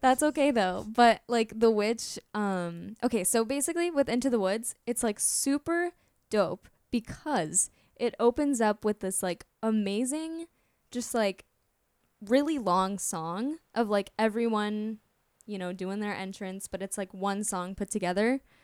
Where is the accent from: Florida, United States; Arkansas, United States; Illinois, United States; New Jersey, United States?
Florida, United States; Orlando; I am from Orlando